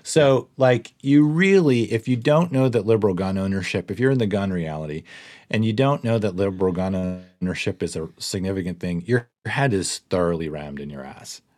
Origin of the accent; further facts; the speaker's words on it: Pittsburgh, Pennsylvania, United States; I'm from Pittsburgh, Pennsylvania.